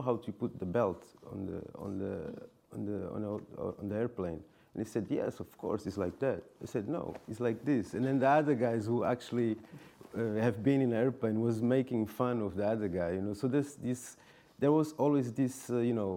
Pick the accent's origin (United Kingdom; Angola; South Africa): Angola; I'm African from Angola. But you know, since kid in Angola